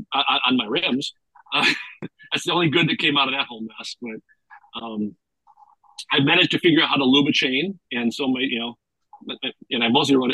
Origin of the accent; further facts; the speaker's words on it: Minnesota, United States; As a Minnesotan